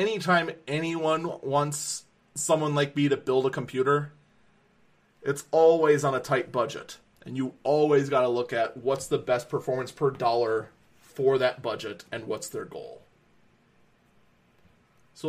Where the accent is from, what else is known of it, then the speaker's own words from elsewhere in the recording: Wisconsin, United States; here in my home state of Wisconsin